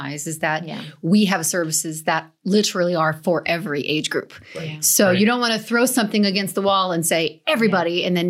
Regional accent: New Jersey, United States; I'm from New Jersey.

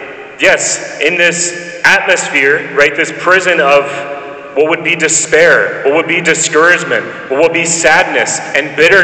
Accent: Nashville, Tennessee, United States; So when I was a kid growing up in Nashville, and as you notice, I don't have a southern accent. That's one of the first things people point out to me about the fact that I'm from the south, but I don't like southern accent.

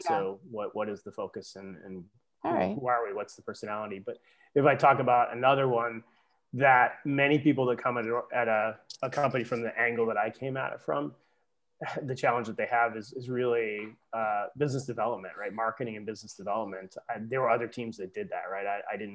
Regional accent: Massachusetts, United States; moved away as an adult; also born or lived in Bar Harbor, Maine; I grew up in Massachusetts, but came back to Massachusetts because of the opportunity that was there.

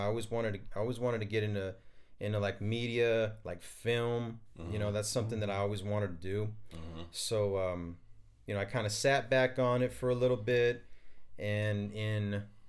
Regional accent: Arizona, United States; born and raised in Arizona.

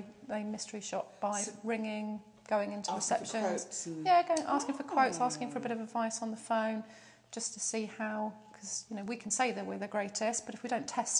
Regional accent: Portsmouth, South East England, United Kingdom; I absolutely adore Portsmouth. I was born in St Mary's Hospital

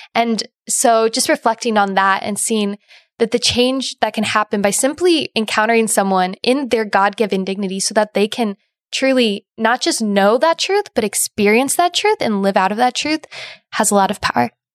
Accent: Indiana, United States; now in Ohio, United States; I'm originally from Indiana

